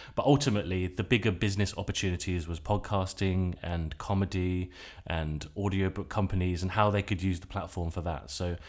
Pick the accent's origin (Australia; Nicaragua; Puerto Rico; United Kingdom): United Kingdom; England; now in Basel, Switzerland; and then I moved back to Basel, where my family are based. We're all English, but my parents have lived in Basel since 97.